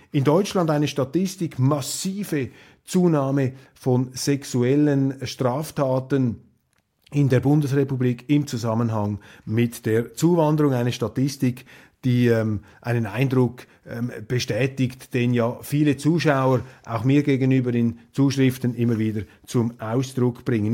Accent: Switzerland; als Schweizer

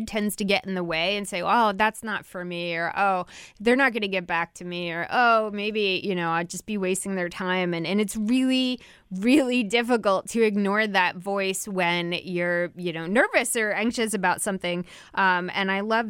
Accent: New Jersey, United States; my home state of New Jersey.

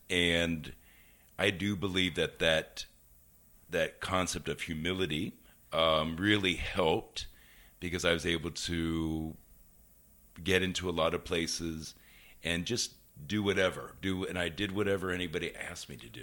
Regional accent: Cincinnati, Ohio, United States; moved away as an adult; I grew up in Cincinnati, Ohio

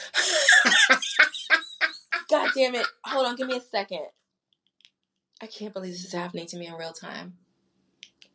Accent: Washington, District of Columbia, United States; I was from Uptown.

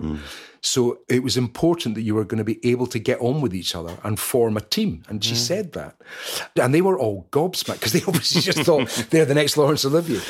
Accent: Scotland, United Kingdom; being Scottish

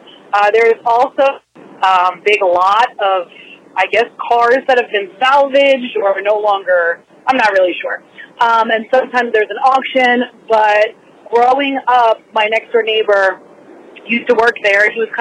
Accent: Sayreville, New Jersey, United States; I grew up in Saraville.

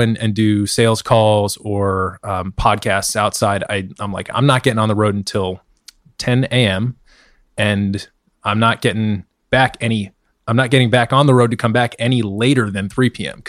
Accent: Western Massachusetts, United States; moved away as an adult; also born or lived in Gettysburg, Pennsylvania; now in Washington, D.C., United States; Not from D.C. originally. I grew up in Western Mass. I've been kind of gradually making my way south as I've gone to college.

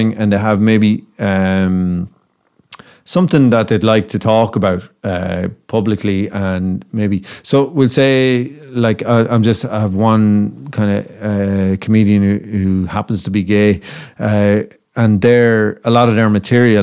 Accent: Ireland

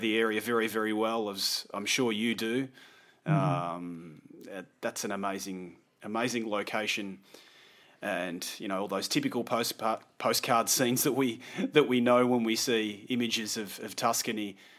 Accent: Australia; also born or lived in London; now in Italy; And after a year of living in London, I moved to Italy with her and started my new adventure as an Australian living in Italy.

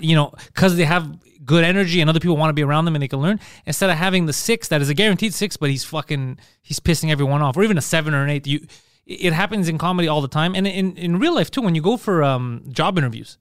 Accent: Montreal, Quebec, Canada; we're from Park X

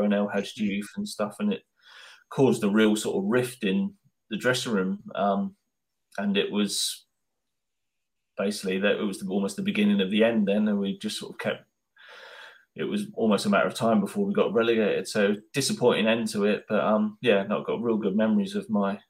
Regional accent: Isle of Wight, South East England, United Kingdom; now in Bournemouth, United Kingdom; I class Bournemouth as my home, even though I'm from the Isle of Wight. I'm sort of settled here

